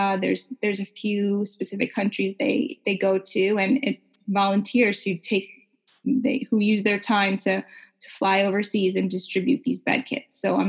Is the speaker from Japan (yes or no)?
no; Canada; And I felt as a Canadian, not as important as other customers for other bigger brands that really weren't focused on our market.